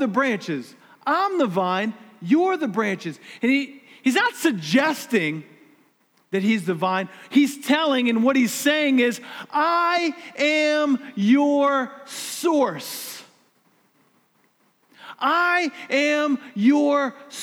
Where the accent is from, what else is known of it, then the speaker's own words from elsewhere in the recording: United States; I'm an American.